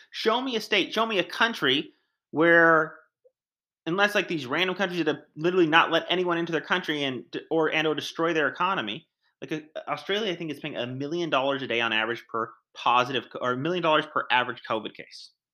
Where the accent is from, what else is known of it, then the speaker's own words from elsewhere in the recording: United States; I'm an American